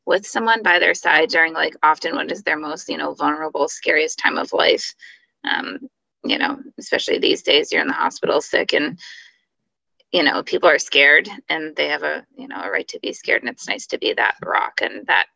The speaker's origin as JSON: {"language": "English", "region": "Connecticut", "country": "United States", "tie": "born or raised there", "said": "I grew up in Connecticut and one of four kids."}